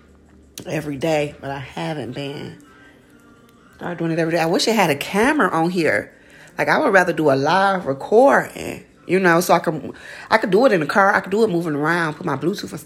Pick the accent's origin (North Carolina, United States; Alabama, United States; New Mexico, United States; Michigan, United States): Michigan, United States; Detroit; now in Atlanta, United States; I'm from Detroit, Michigan. I reside in Atlanta, Georgia.